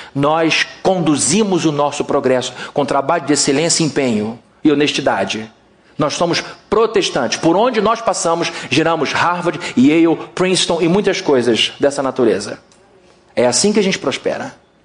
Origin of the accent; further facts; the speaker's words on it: Rio de Janeiro, Brazil; O nosso Rio de Janeiro